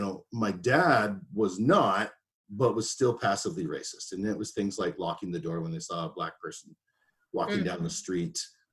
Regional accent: Colombia; Man, I am from Colombia, like literally

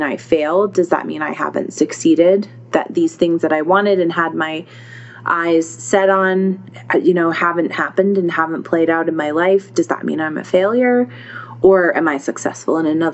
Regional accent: United States; I'm an American

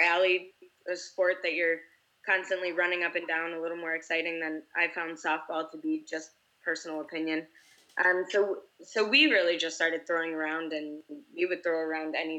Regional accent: New York, United States; moved away; I'm from the East Coast and originally from New York, my particular high school actually didn't get a program until I was entering ninth grade

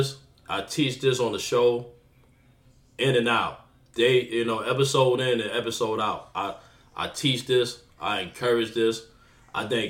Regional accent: New York City, New York, United States; I'm from Jamaica, Queens, but it's still Queens

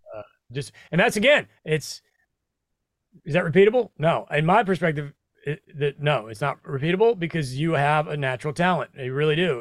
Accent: Midwest, United States; moved away as an adult; also born or lived in New York City; now in Tennessee, United States; I grew up in the Midwest

